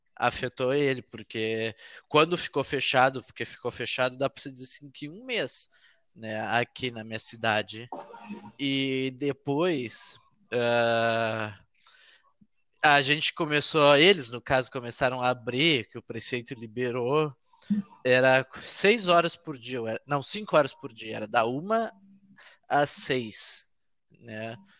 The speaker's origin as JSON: {"language": "Portuguese", "area": "Gaúcho", "region": "Rio Grande do Sul", "country": "Brazil", "accent": "gaúcho"}